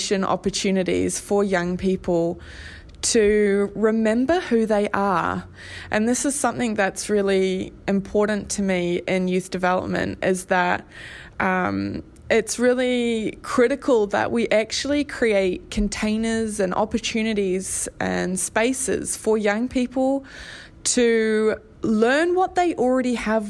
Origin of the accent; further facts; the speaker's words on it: Australia; moved away as an adult; now in Hamilton, New Zealand; I'm originally from Australia and moved over here about 11 years ago now.